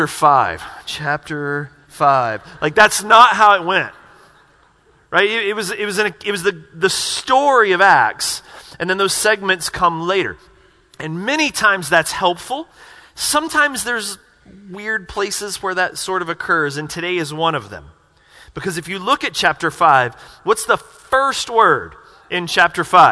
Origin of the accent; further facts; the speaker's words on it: the South, United States; growing up in the South